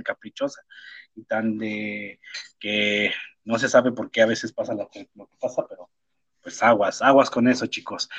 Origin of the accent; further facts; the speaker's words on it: Mexico; en mi país, en mi país, aquí en México